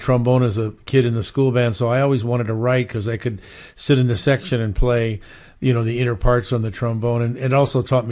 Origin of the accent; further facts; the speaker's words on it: Hawaii, United States; moved away; also born or lived in Philadelphia, Pennsylvania / Las Vegas / Los Angeles / Montclair, New Jersey; I was born in Philly and I grew up in Hawaii